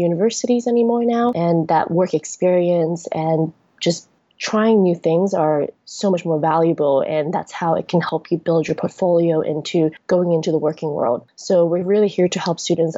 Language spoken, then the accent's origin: English; Hong Kong; moved away; also born or lived in United States; I was born and raised in Hong Kong, but then because I went to the US for school for about 10 years and worked there for a year and a half